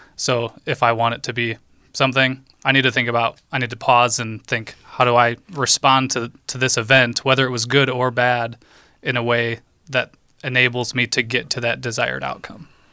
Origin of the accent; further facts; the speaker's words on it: Holland, Michigan, United States; also born or lived in Chicago; I grew up here in Holland